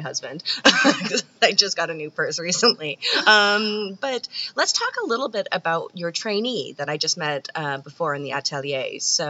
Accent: Canada; I'm Canadian

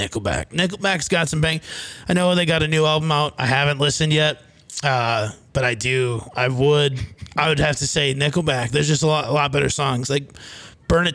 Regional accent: Fairmont, Minnesota, United States; moved away; I grew up on Bud.

